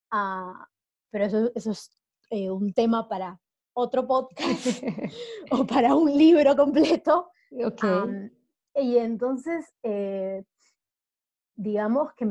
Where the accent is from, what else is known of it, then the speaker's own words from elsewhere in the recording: Peru; accent: between Peruvian and Argentine; moved away as an adult; now in Buenos Aires, Argentina; Yo soy de Perú, viví 18 eh, años en Perú y luego me mudé a Buenos Aires, por eso creo que sigo teniendo este acento un poco raro entre peruano